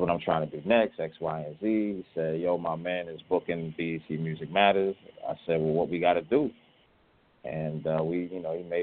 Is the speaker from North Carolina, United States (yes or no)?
yes; Charlotte, North Carolina, United States; moved away as an adult; now in Los Angeles, United States; I've been living in L.A. for the last year, though I'm originally from Charlotte.